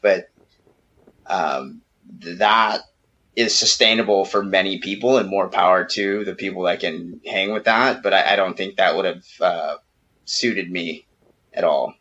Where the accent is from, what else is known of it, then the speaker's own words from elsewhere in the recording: California, United States; moved away as an adult; now in Mexico; we're we're born and bred California, all of us.